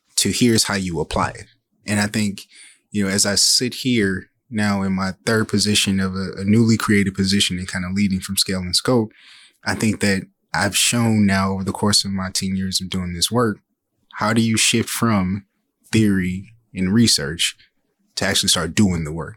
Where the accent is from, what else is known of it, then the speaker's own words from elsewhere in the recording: Saginaw, Michigan, United States; I'm originally from Saginaw, Michigan, uh, born and raised